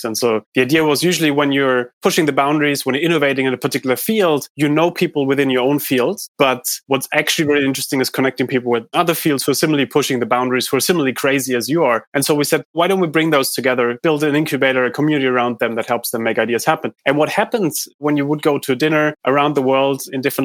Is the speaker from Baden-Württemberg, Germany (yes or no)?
yes; Heidelberg, Baden-Württemberg, Germany; I grew up in Heidelberg in Germany